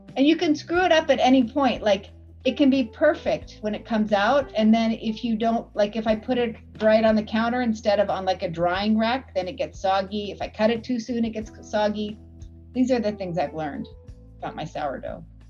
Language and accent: English; Washington, United States; now in Canada; I grew up in Washington State